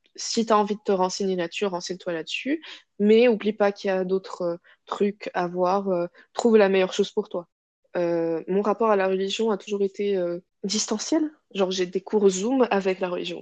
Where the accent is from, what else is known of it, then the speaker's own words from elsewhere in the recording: Casablanca, Casablanca-Settat, Morocco; moved away as an adult; now in France; je suis marocaine à 100%. Et j'ai grandi là-bas, euh, à Casa. Je suis née là-bas